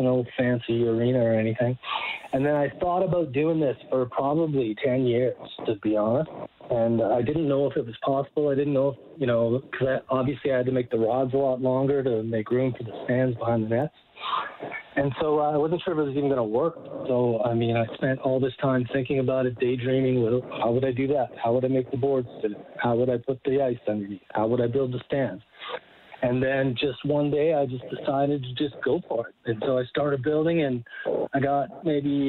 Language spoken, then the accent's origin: English; Calgary, Alberta, Canada; also born or lived in Saskatchewan; now in Edmonton, Canada; I'm from Saskatchewan originally. I grew up in Calgary.